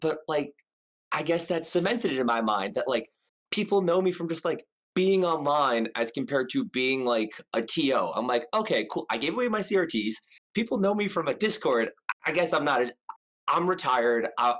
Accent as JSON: {"language": "English", "region": "New York", "country": "United States", "tie": "born or raised there", "moved": "yes", "said": "I'm from New York originally."}